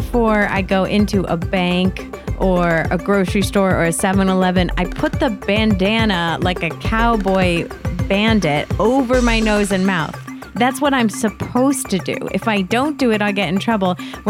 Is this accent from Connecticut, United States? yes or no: yes; Connecticut, United States; moved away; coming from Connecticut